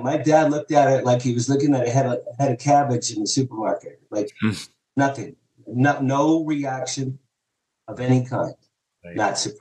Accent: Jersey Shore, New Jersey, United States; I grew up in the Jersey Shore with two younger brothers, my parents

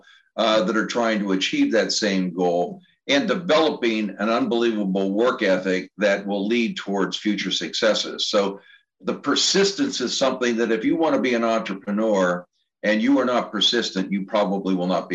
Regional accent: Pittsburgh, Pennsylvania, United States; also born or lived in Cincinnati / Indianapolis / Kansas City; now in Maryland, United States; growing up in Pittsburgh and then, you know, moving throughout the Midwest, Cincinnati, Indianapolis, Kansas City

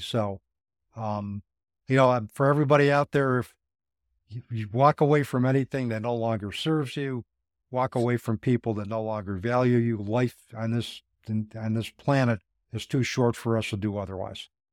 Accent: Utica, New York, United States; I went to a Catholic school, one-room schoolhouse in Utica, New York, uh, called Saint Mary's School.

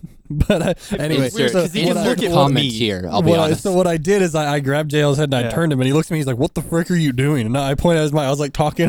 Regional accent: the South, United States; I'm also from the South

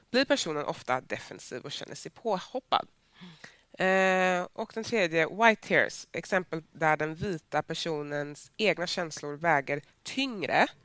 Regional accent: Västra Götaland, Sweden; accent: Gothenburg dialect; med min göteborgska varje gång jag ska ta en fråga?

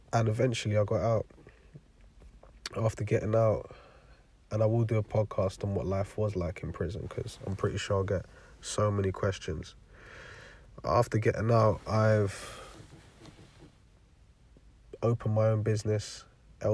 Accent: London, United Kingdom; also born or lived in Forest Gate / Stratford / Milton Keynes; now in Bedfordshire, United Kingdom; I live in Bedfordshire, and I grew up in East London.

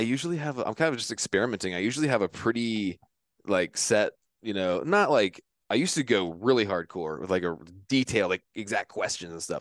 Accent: Virginia, United States; moved away; I'm from Virginia.

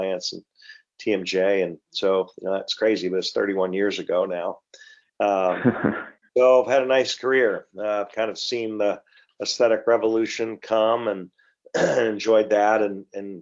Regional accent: Michigan, United States; also born or lived in Canada / Ohio; now in Portsmouth, Virginia, United States; moved down to Michigan at about two, grew up there

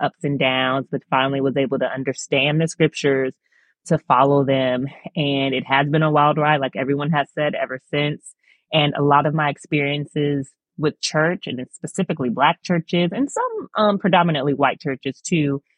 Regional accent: Long Beach, California, United States; moved away as an adult; also born or lived in Virginia / Kentucky; now in Rhode Island, United States; growing up in Long Beach and, um, in the nineties

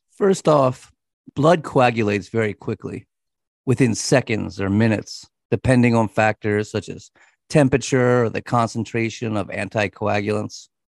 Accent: United States; we are American English speakers

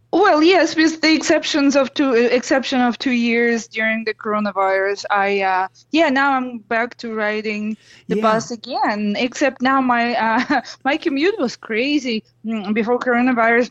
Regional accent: Russia; English is a second language; moved away as an adult; now in Los Angeles, United States; I'm originally from Russia and I'm almost 20 years in the US now.

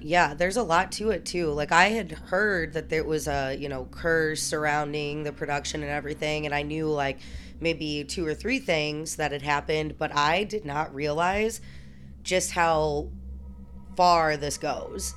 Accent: Alton, Illinois, United States; moved away; also born or lived in Saint Louis, Missouri; I'm from Alton, but then I moved to Saint Louis

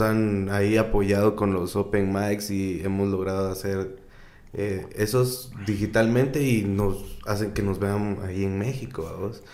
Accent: Guatemala; aquí como en, Guate, como comediante guatemalteco

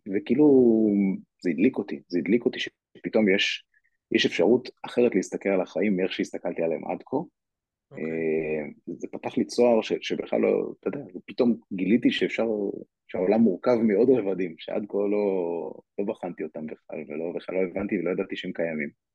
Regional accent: Ra'anana, Central District, Israel; also born or lived in Kiryat Ono; נולדתי בקריית אונו וגדלתי אחרי זה ברעננה, את רוב, רוב השנים עשיתי ברעננה

